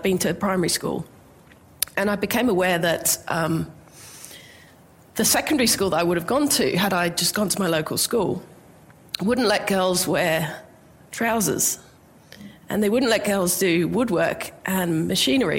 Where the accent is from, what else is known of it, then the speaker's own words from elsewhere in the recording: England, United Kingdom; now in Australia; I grew up in England